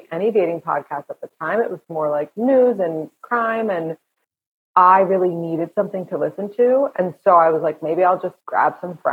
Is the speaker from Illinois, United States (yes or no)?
no; New York, United States; I'm from here. I'm from New York.